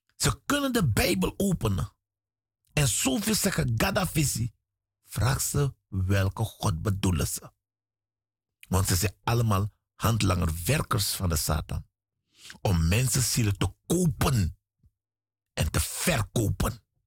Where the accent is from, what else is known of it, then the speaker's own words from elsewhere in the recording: Suriname; moved away; Ik kom uit Suriname.